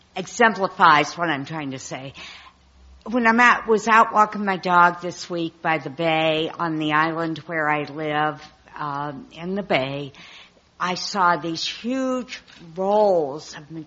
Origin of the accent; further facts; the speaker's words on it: Ohio, United States; now in Alameda, United States; my home state, Ohio.